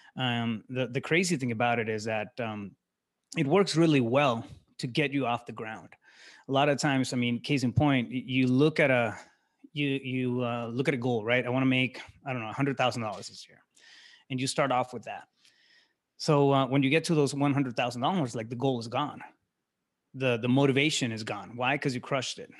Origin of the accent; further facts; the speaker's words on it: Yuma, Arizona, United States; moved away as an adult; now in Phoenix, United States; I'm originally from Yuma, Arizona. I live in Phoenix now.